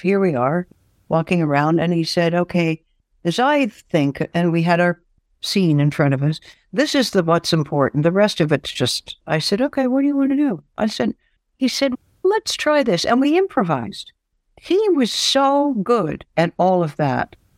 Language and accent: English; Canada; also born or lived in Flint, Michigan; I'm Canadian